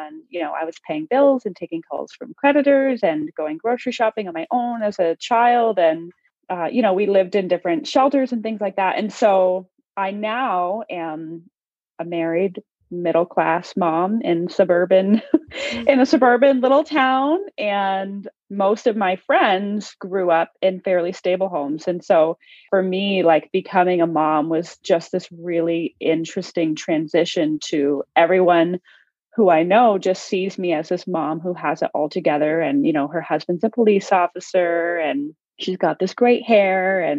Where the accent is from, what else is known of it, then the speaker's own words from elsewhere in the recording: Ontario, Canada; So I was born and raised in Canada. I'm from a province called Ontario.